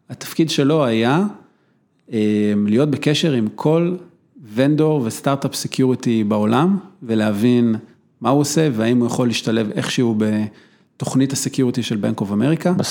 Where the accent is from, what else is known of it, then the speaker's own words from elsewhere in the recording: Israel; שאנחנו ישראלים